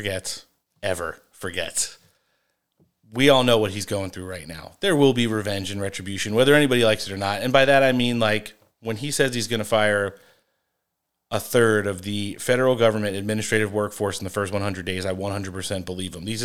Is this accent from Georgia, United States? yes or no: no; New Jersey, United States; I'm from North Jersey. So originally